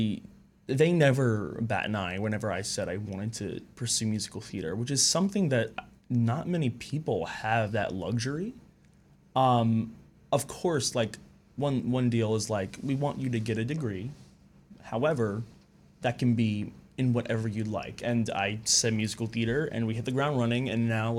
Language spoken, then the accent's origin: English; Long Island, New York, United States; I'm from Long Island, New York.